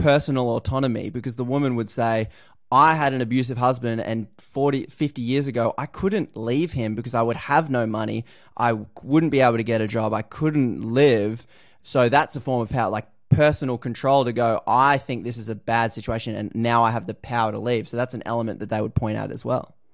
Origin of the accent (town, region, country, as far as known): Australia